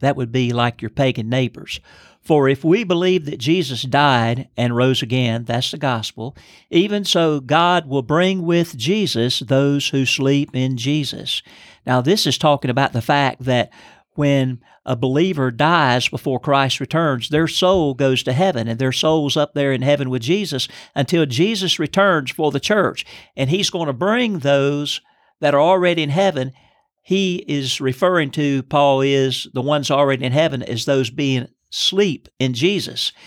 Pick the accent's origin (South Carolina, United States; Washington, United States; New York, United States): South Carolina, United States; Lancaster; I'm from Lancaster, South Carolina